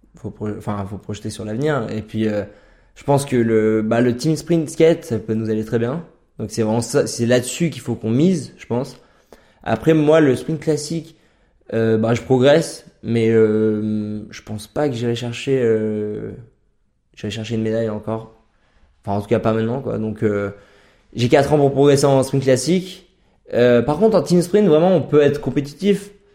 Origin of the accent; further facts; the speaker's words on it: Chartreuse, near Grenoble, Auvergne-Rhône-Alpes, France; moved away as an adult; now in Norway; j'ai grandi en Chartreuse, à côté de Grenoble